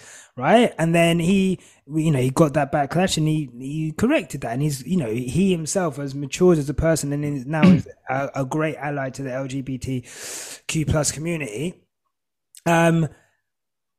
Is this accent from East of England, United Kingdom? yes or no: yes; Hertfordshire, East of England, United Kingdom; also born or lived in St Albans / Zimbabwe; I've grown up in Hertfordshire, very white